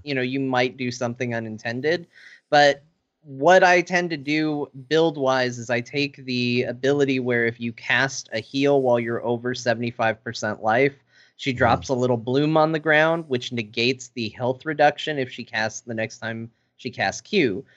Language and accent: English; Arizona, United States; I grew up in Arizona